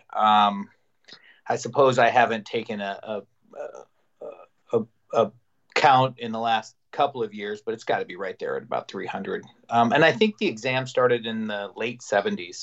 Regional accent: Salmon, Idaho, United States; moved away as an adult; also born or lived in Las Vegas, Nevada; I grew up essentially in a rural Idaho on a ranch

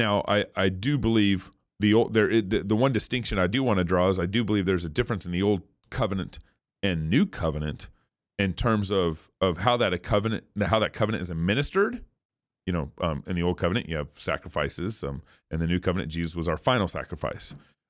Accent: Texas, United States; also born or lived in New Mexico / Oregon / California / Colorado; I've lived in 6 different states now. I was born and raised in Texas, lived in New Mexico for 1 year, Oregon, California, Colorado and Idaho.

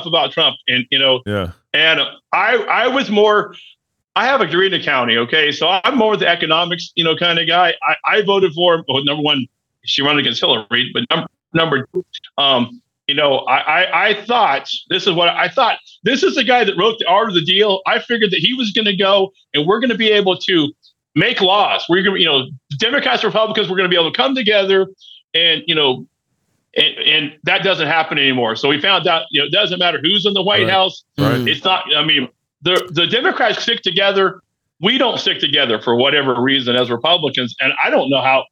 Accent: Oklahoma, United States; also born or lived in Texas; I was born in Texas. My parents were born and raised in Texas. I moved here in Oklahoma when I was four

